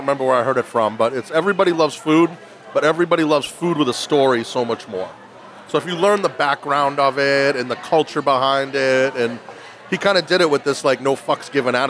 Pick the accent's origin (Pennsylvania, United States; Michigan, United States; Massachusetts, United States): Massachusetts, United States; Woburn; I grew up in Woburn.